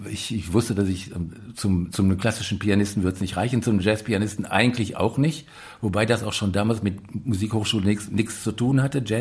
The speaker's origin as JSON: {"language": "German", "town": "Moers", "region": "North Rhine-Westphalia", "country": "Germany", "said": "Also in, in Mörs, da wo ich herkomme, das ist eine Kleinstadt am Niederrhein. Tangiert so ein bisschen Ruhrgebiet und ist so zwischen Ruhrgebiet und Holland sehr flaches Land."}